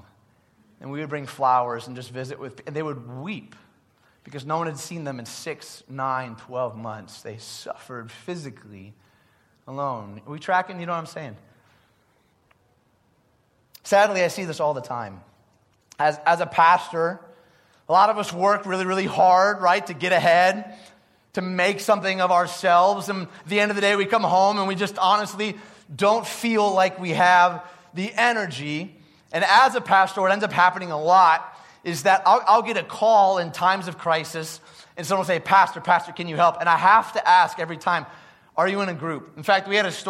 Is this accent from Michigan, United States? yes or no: yes; Detroit, Michigan, United States; growing up in Detroit